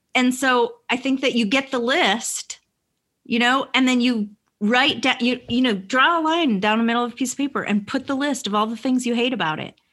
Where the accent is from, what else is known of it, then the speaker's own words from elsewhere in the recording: Vermont, United States; now in Atlanta, United States; I live in Atlanta, but I grew up in Vermont.